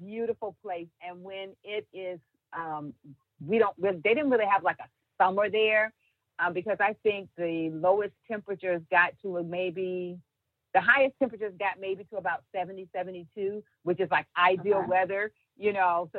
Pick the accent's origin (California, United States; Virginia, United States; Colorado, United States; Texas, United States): Virginia, United States; Hampton; moved away as an adult; now in Sumter, United States; I'm a Virginia born and bred in Hampton, Virginia. That's my home